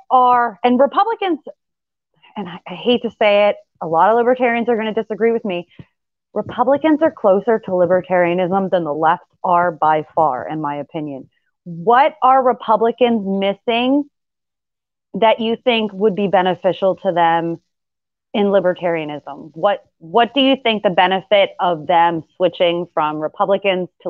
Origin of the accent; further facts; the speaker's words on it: Pennsylvania, United States; I am from Pennsylvania